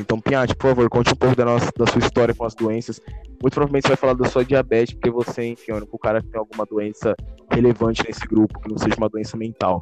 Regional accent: Brazil; o povo da minha terra

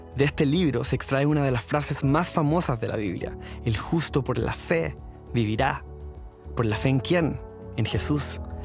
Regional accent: Chile; now in The Woodlands, United States; soy latino, chileno y actualmente estoy pastoreando junto a mi esposa Ana el grupo de jóvenes Osana Youth de la iglesia Osana Woodlands en Houston

